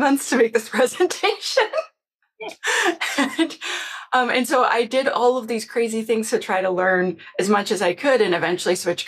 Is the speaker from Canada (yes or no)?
yes; Canada; I'm Canadian